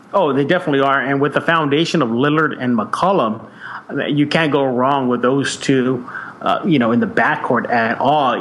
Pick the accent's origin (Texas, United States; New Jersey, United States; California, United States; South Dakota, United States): Texas, United States; San Antonio; born and raised in San Antonio